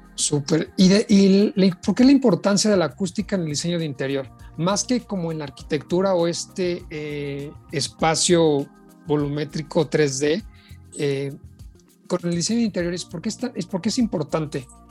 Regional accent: Mexico; aquí en nuestro país

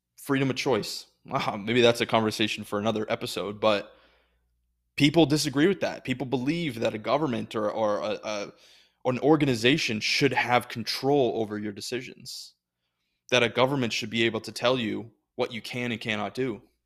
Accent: United States; I'm an American

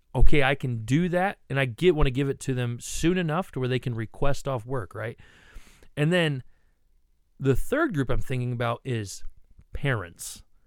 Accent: Ohio, United States; I grew up in Ohio

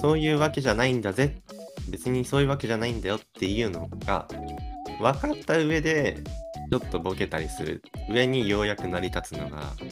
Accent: Kanto, Japan; 実際俺は生まれも育ちも関東だけど関東人として一括りにされて

